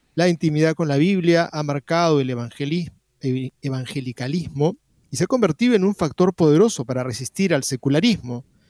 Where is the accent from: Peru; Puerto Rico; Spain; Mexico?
Peru; aquí en el Perú